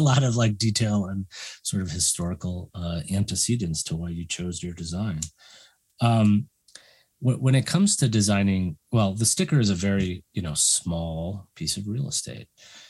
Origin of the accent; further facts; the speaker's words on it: Chicago, Illinois, United States; I'm from Chicago, and my mom and dad actually lived in Pilsen when I was